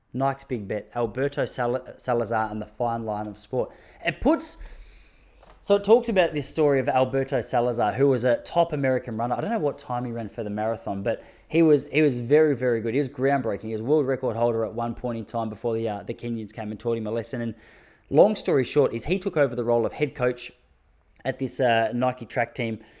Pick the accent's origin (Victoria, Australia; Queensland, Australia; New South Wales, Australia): Victoria, Australia; Traralgon; moved away; I'm originally from Traralgon